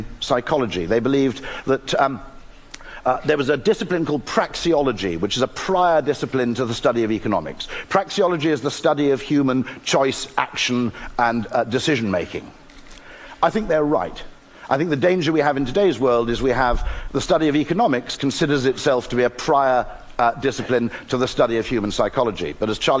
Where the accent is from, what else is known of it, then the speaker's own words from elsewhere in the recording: United Kingdom; I'm British